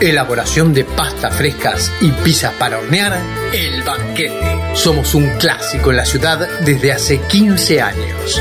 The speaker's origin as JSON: {"language": "Spanish", "town": "Rafael Castillo", "region": "Buenos Aires Province", "country": "Argentina", "said": "soy de La Matanza, eh, de Rafael Castillo"}